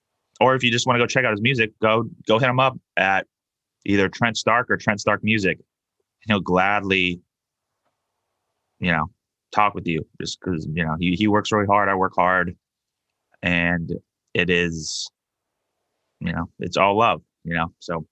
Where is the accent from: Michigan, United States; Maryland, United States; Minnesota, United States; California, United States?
California, United States; San Diego; now in Buffalo, United States; Obviously, I moved to Buffalo from San Diego.